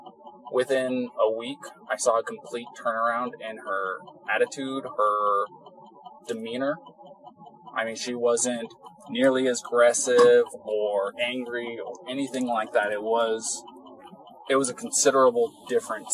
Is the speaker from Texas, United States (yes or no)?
no; Three Rivers, California, United States; moved away as an adult; now in Moab, United States; growing up in California